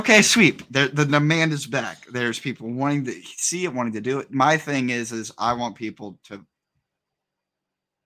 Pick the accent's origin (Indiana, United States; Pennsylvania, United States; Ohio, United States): Indiana, United States; Spencer; running shows in Spencer, my hometown